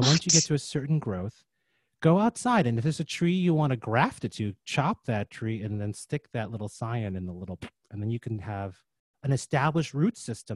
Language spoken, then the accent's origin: English; Illinois, United States; now in Jersey City, United States; Illinois, in the house I grew up in Illinois.